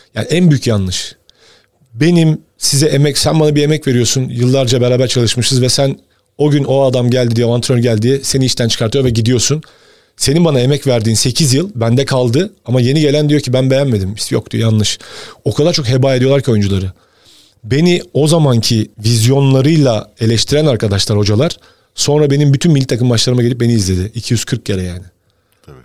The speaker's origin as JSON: {"language": "Turkish", "region": "Bursa", "country": "Turkey", "tie": "born or raised there", "said": "ben Bursa'da doğdum"}